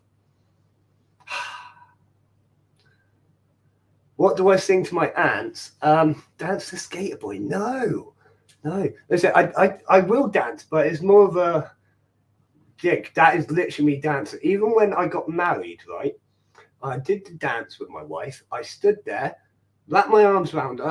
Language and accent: English; Ireland; I'm Irish